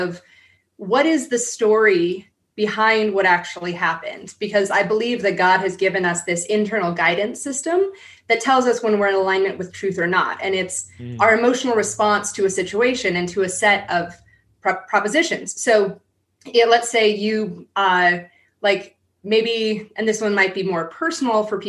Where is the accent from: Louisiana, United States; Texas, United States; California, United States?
California, United States; San Diego; I grew up in San Diego